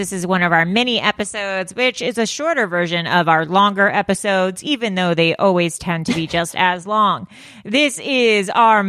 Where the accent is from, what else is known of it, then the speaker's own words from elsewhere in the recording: Canada; When I hear the noise honk honk, I always think of a goose, maybe because I'm Canadian.